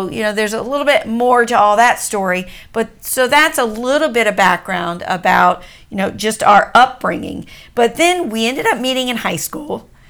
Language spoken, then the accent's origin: English; Washington, D.C. area, United States; So just our background is that I grew up an Army brat. We grew up just outside of Washington, D.C.